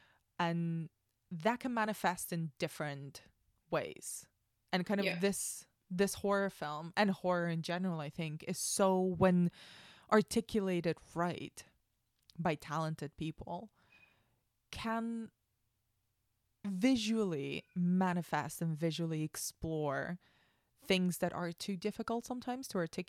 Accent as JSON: {"language": "English", "country": "Spain", "tie": "born or raised there", "said": "yes, I'm a basic white girl, but I grew up in Spain. I don't look Spanish."}